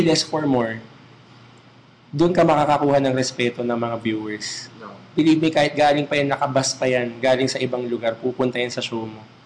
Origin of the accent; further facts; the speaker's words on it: Manila, Metro Manila, Philippines; it's my hometown